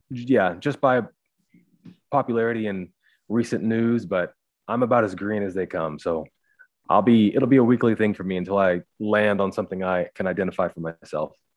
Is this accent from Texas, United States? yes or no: no; Missouri, United States; moved away as an adult; also born or lived in Nigeria; now in Phoenix, United States; We're from Nigeria. Uh, grew up in Missouri